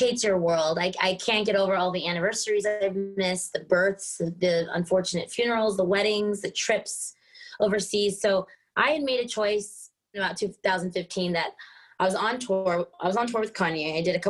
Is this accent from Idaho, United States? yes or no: no; Texas, United States; moved away as an adult; also born or lived in Hollywood; now in Stuttgart, Germany; I was born and raised in Texas, going to Jamaica every summer.